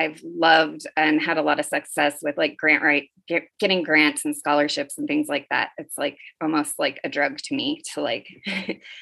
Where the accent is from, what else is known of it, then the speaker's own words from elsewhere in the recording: the Valley, California, United States; also born or lived in Oakland; I grew up in the Valley-ish. Like, I've been in California since I was 6